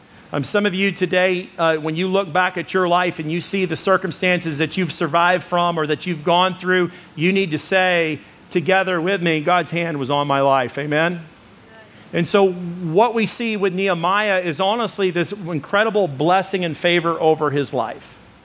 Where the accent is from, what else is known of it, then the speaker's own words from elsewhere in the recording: United States; Don't worry, I am an American.